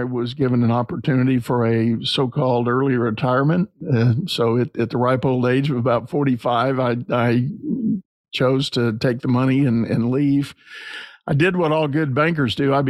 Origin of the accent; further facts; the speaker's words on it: San Antonio, Texas, United States; I grew up in San Antonio, Texas